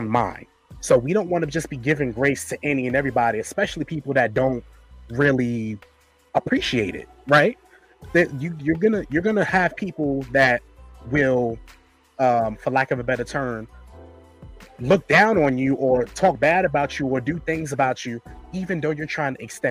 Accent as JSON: {"language": "English", "region": "New York", "country": "United States", "said": "I'm from New York"}